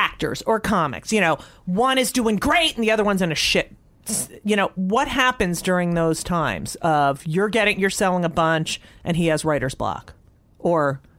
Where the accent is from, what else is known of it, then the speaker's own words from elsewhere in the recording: Newark, New Jersey, United States; also born or lived in Elizabeth, New Jersey / Clark, New Jersey; I was born in Newark. Then we lived in Elizabeth. I was just born in Beth Israel Hospital. And then we moved to Clark.